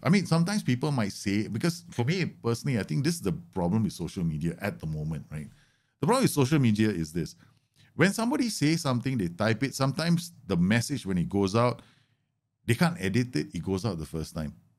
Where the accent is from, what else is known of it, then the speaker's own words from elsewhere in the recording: Singapore; Singaporean Indian.